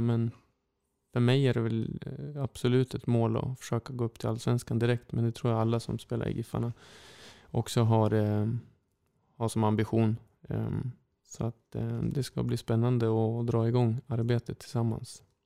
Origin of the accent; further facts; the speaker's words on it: Sundsvall, Västernorrland County, Sweden; Sundsvall är min hemstad